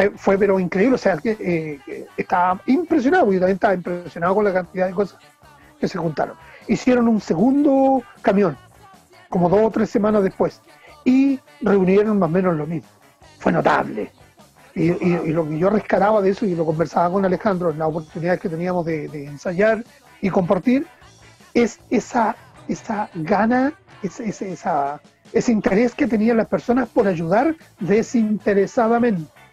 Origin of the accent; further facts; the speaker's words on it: Chimbarongo, O'Higgins, Chile; also born or lived in Nancagua / Puente Negro / San Fernando; yo soy nancagüino de nacimiento. Me criaron en Chimbarongo